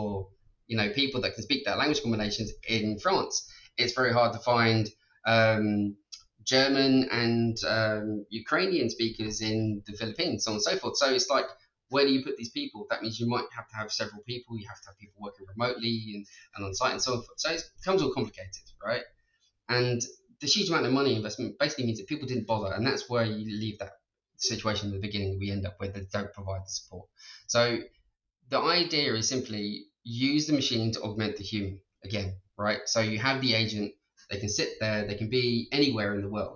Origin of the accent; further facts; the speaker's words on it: Ireland; being Irish and being able to speak English